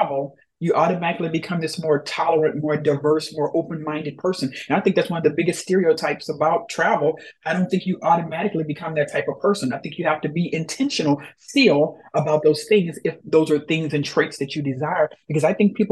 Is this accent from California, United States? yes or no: no; Louisiana, United States; I grew up in the South, born and raised, warm weather, you know, from Louisiana